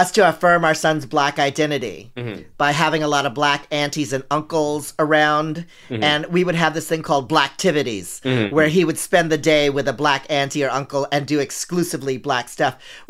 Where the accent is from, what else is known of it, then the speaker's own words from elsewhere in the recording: San Francisco, California, United States; Growing up in San Francisco